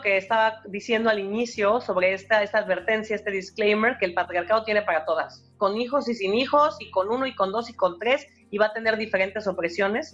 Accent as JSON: {"language": "Spanish", "country": "Mexico", "also_born_or_lived": "Barcelona, Spain", "moved": "as an adult", "lives_now": "United States", "said": "yo soy profesora y yo soy mexicana y yo soy latina"}